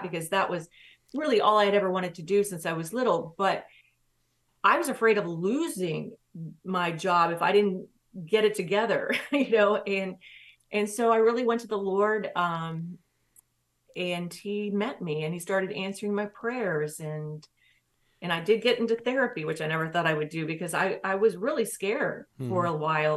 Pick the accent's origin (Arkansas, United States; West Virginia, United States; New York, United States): West Virginia, United States; Williamson; also born or lived in Knoxville, Tennessee; I lived in Tennessee before we moved back to West Virginia. I was born in West Virginia